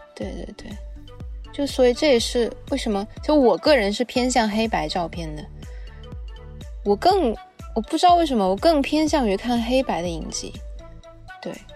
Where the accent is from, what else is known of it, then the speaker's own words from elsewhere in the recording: China; 我们中国人